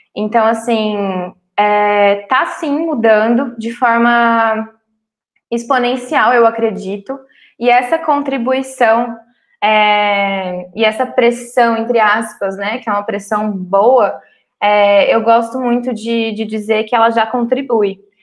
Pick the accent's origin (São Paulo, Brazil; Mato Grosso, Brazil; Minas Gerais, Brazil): Mato Grosso, Brazil; Cuiabá; Eu nasci em Cuiabá, Mato Grosso